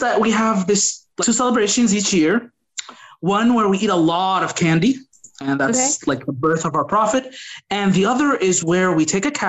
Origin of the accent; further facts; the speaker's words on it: United States; growing up in America